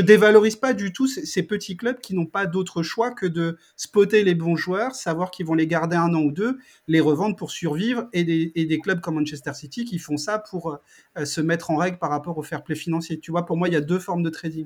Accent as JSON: {"language": "French", "town": "Strasbourg", "region": "Grand Est", "country": "France", "said": "Moi, je viens de Strasbourg."}